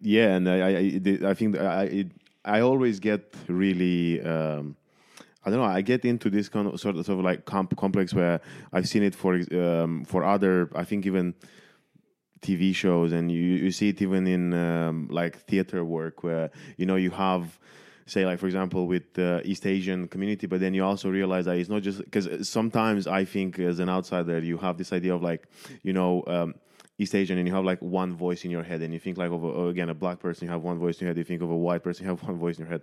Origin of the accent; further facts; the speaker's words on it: Romania; moved away; I was born in Romania